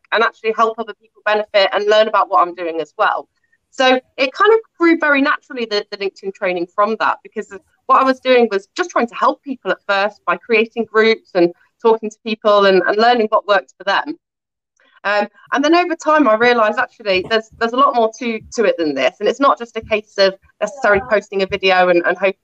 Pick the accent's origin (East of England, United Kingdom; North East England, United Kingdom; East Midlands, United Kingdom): East Midlands, United Kingdom; Nottingham; I'm born and bred in Nottingham in the East Midlands